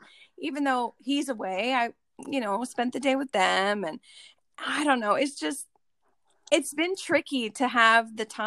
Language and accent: English; Ottawa, Ontario, Canada; now in Nova Scotia, Canada; I grew up in Ottawa